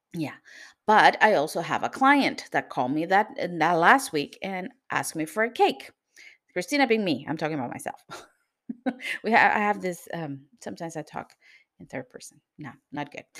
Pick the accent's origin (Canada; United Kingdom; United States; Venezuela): Venezuela; now in Lisbon, Portugal; I'm from Venezuela, but I live in Lisbon, Portugal